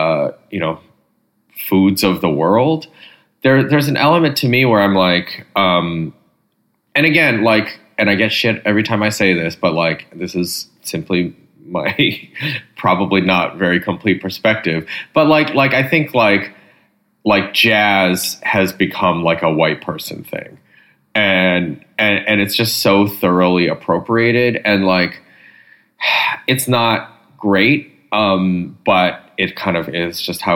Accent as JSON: {"language": "English", "region": "Michigan", "country": "United States", "tie": "born or raised there", "said": "I grew up in Michigan"}